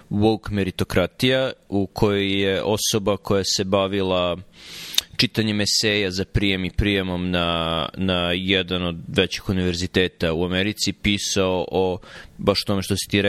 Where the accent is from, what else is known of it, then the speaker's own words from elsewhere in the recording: Jagodina, Pomoravlje District, Serbia; moved away as an adult; now in United States; ja sam iz Jagodine